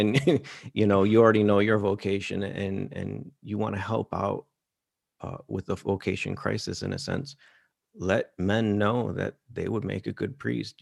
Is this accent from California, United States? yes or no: no; Detroit, Michigan, United States; my hometown, Detroit